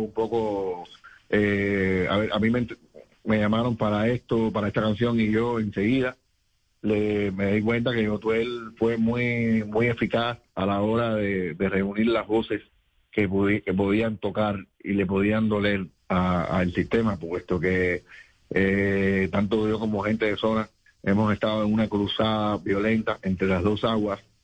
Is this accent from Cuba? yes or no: yes; Cuba; born or raised there; moved away as an adult